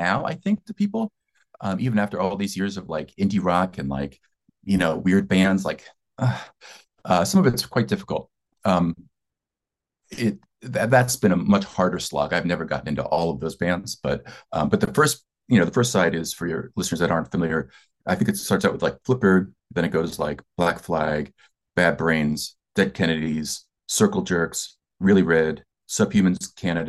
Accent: Delaware, United States; Delaware is part of the tri-state area in Philly. So, you know, New Jersey, Pennsylvania, and Delaware. And I grew up on … was the hometown hero.

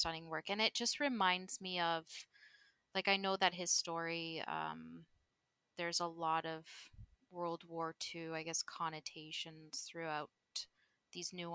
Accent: Guelph, Ontario, Canada; also born or lived in Rome, Italy; now in Toronto, Canada; most of my life, I grew up in a little city called Guelph, which is probably about an hour and a half west of Toronto

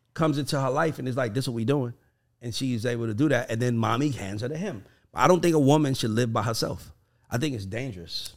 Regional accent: the South, United States; I'm from the South

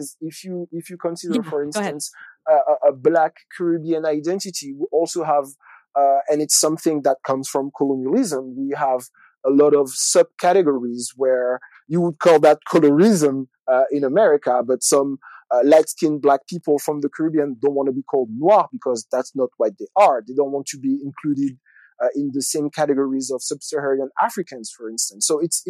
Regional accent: Senegal; English is a second language; also born or lived in Martinique; Whereas I grew up in Senegal, I grew up in Martinique, I grew up, in another place.

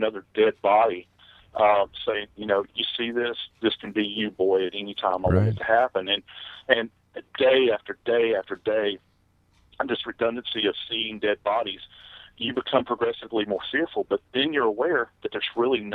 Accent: New Orleans, Louisiana, United States; moved away as an adult; I love the place. It's my hometown

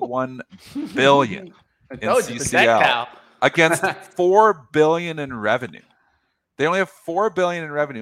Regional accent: Leamington, Ontario, Canada; moved away; I'm from Leamington. Originally

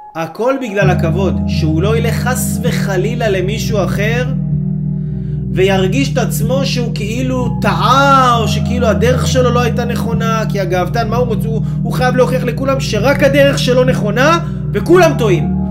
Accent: Israel; אנחנו כיהודים וגם כישראלים

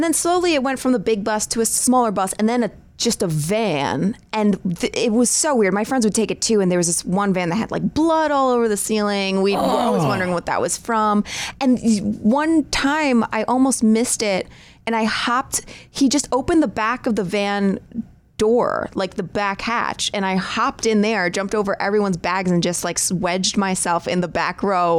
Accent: New York, United States; I mean, I'm still a New Yorker.

